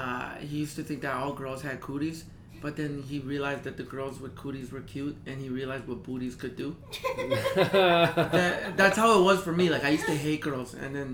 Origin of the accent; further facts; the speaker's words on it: Calgary, Alberta, Canada; moved away as an adult; also born or lived in El Salvador; now in Toronto, Canada; Calgary. I grew up in Calgry.